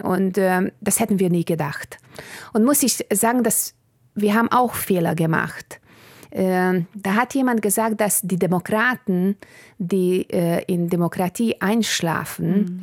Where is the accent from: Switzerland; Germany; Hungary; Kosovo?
Hungary; German is a second language; mein Vater aus Bulgarien kam und meine Mutter äh, aus Ungarn und wir haben also im Ungarn gelebt, aber zu Hause haben wir Bulgarisch gesprochen